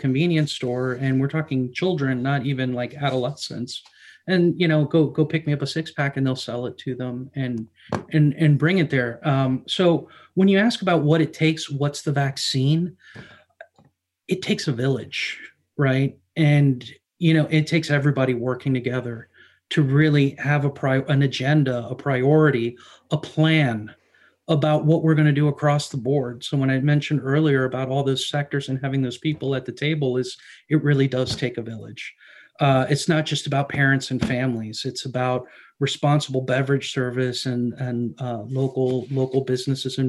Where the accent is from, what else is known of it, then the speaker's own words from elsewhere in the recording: United States; I grew up here in the States